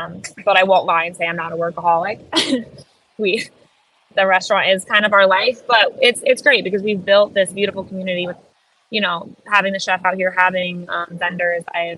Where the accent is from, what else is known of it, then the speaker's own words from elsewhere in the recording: Miami, Florida, United States; we're from the South, but we're from Miami South. And the rest of the South is very different.